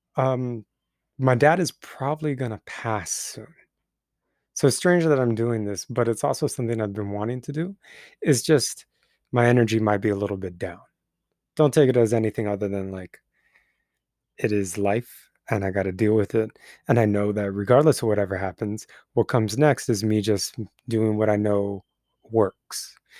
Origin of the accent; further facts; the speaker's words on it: Twentynine Palms, California, United States; moved away; the land that my hometown lives on